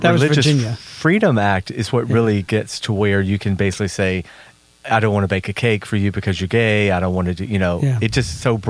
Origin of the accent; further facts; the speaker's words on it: the South, United States; but growing up in the South, especially in the church, there was nothing more hypocritical.